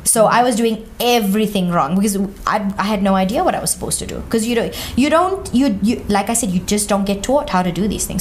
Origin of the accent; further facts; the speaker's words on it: Johannesburg, Gauteng, South Africa; if I see myself as Indian, South African, I'm just in Johannesburg